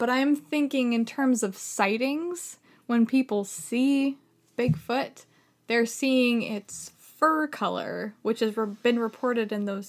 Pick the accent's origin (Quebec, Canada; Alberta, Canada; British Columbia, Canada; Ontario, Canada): British Columbia, Canada; I am from British Columbia.